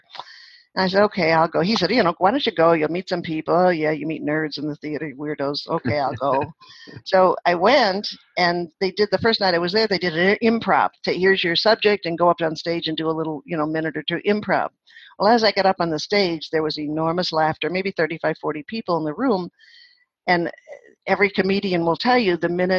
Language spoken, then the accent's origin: English; Chicago, Illinois, United States; moved away as an adult; also born or lived in San Diego / St. Louis; I was born in Chicago, Illinois